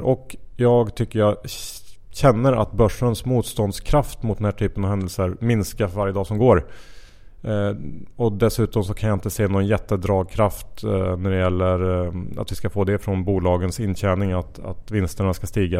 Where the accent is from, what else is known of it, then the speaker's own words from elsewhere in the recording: Sweden; som svensk